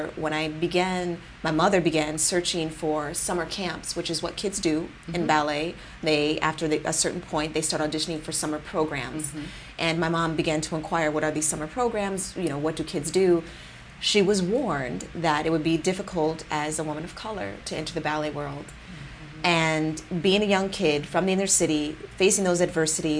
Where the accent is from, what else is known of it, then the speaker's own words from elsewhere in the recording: Rochester, New York, United States; moved away as an adult; now in San Jose, United States; I chose a photographer in my hometown